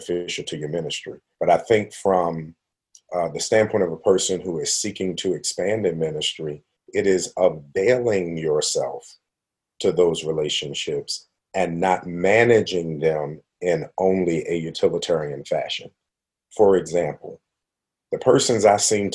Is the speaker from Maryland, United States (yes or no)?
yes; Baltimore, Maryland, United States; moved away as an adult; also born or lived in Western Pennsylvania; now in Pittsburgh, United States; I was from Baltimore, living in Western Pennsylvania